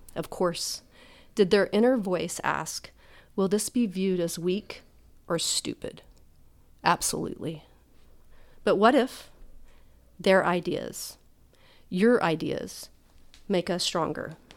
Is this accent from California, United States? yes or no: no; Oklahoma, United States; I'm from Oklahoma